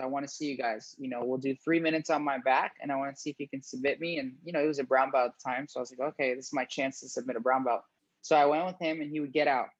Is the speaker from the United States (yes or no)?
yes; Fort Myers, Florida, United States; also born or lived in Gainesville, Florida; I'm from Fort Myers, Florida